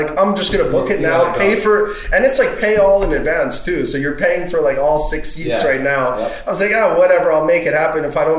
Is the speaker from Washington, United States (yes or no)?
no; New York, United States; And I'm from New York.